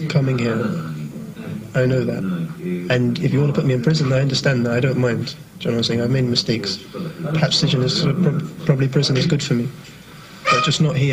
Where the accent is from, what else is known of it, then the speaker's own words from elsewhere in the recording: Scarborough, Ontario, Canada; I grew up in Scarborough.